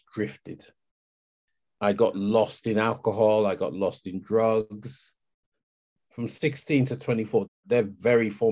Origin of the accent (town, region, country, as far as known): London, United Kingdom; born or raised there; also born or lived in Kent